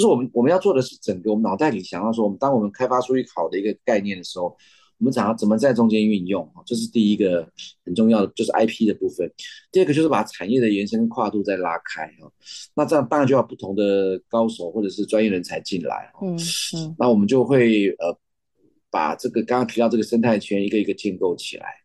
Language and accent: Chinese; Taiwan; 因为我们台湾人